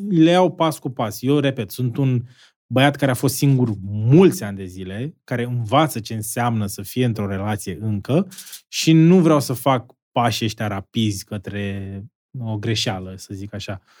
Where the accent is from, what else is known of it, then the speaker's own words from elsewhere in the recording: Constanța, Constanța County, Romania; vreau, să fiu în pe o scenă undeva în America, mândru să zic că, uite, sunt un român care a reușit acest produs, care a prins și afară.